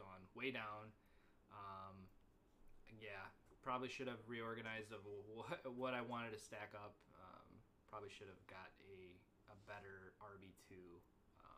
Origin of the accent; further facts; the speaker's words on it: near Northern Illinois, United States; Northern Illinois, where he came from, over by my hometown